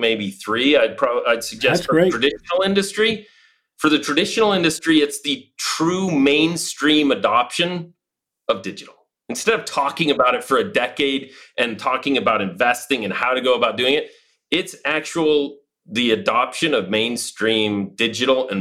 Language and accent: English; Utah, United States; moved away as an adult; also born or lived in London, United Kingdom / Dubai, UAE / Madrid, Spain; returned back to the States after 20 years back to my home state of Utah